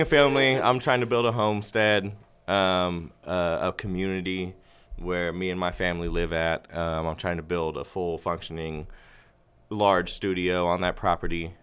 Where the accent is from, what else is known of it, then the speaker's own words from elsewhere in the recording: Austin, Texas, United States; I'm born and raised in Austin. I was born on the east side of Austin